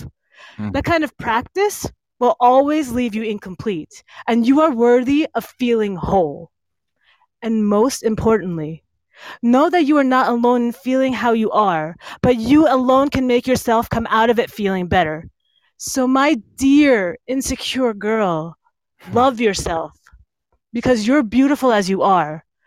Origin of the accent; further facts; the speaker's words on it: East Brunswick, New Jersey, United States; I, was born and raised in East Brunswick